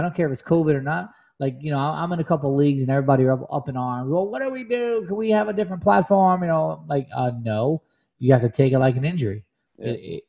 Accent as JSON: {"language": "English", "town": "Rochester", "region": "New York", "country": "United States", "said": "I'm from Rochester, right? So I'm 30 minutes north of Buffalo."}